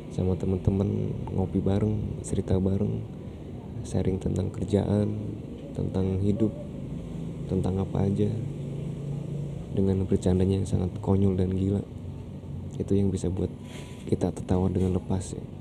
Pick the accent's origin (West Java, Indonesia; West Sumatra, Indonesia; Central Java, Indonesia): Central Java, Indonesia; Bumiayu; now in Jakarta, Indonesia; dari Kertas Pena dari Jakarta. Aku asli dari Bumayu Jawa Tengah.